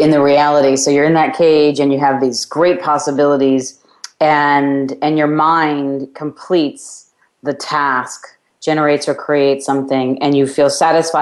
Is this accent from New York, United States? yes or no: yes; New York, United States; my hometown of New York